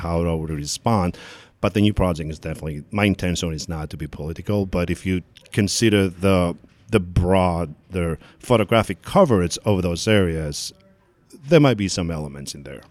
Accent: Athens, Attica, Greece; also born or lived in Kozani, Greece; now in New York, United States; I was born in Kozani, which is the northern, uh, part of Greece, part of Macedonia, and then I grew up in Athens

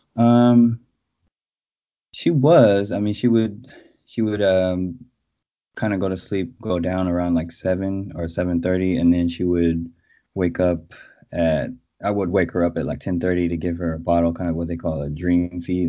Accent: Oakland, California, United States; also born or lived in San Francisco / Berkeley / Brooklyn, New York; artist, father, husband from Oakland, California, born and raised in the Bay Area.

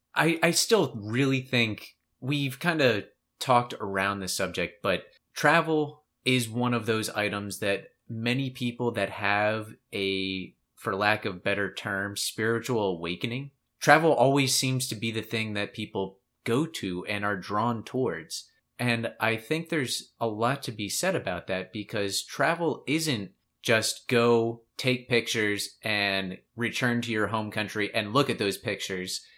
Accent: United States; we we are Americans by default

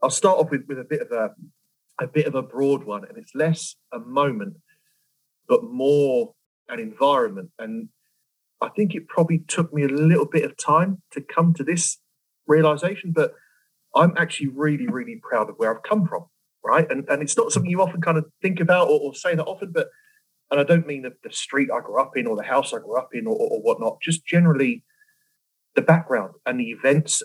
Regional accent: London, United Kingdom; We grew up in West London and a very multicultural area at the time

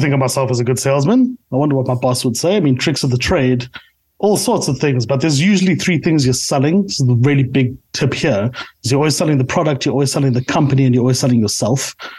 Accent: South Africa; I am a South African through and through

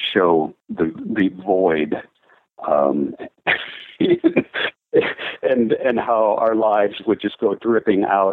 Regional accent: Minnesota, United States; moved away as an adult; now in Nashville, United States; I played in rock bands growing up in high school. I moved to Nashville from Minnesota

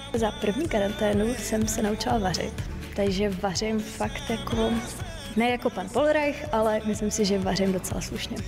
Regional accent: Kazan, Tatarstan, Russia; now in Czech Republic; V Kazaně, v mém rodném městě, kde mám prarodiče

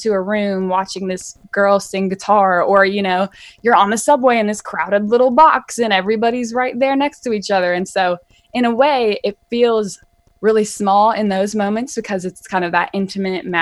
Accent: the South, United States; also born or lived in New York City, United States; I'm from the South, and so I'm this friendly, like, waving at people

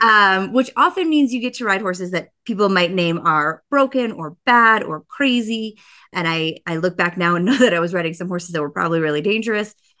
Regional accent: Boulder, Colorado, United States; moved away as an adult; I'm a Colorado native. There's not a lot of us that were born here, but I was born in Boulder, Colorado

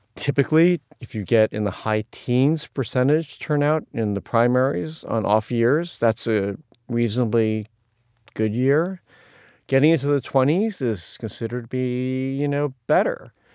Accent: Ohio, United States; now in New York City, United States; there were lots of challenging issues about growing up in Ohio

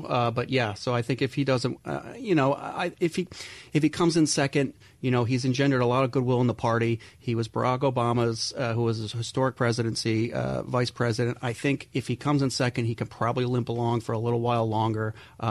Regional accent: New York, United States; A lot of things. I'm a New Yorker. A lot of things bother me.

